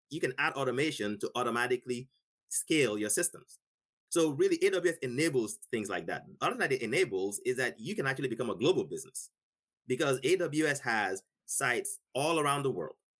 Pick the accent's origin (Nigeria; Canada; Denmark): Nigeria; now in United States; I grew up in Nigeria, never touched a computer in my life.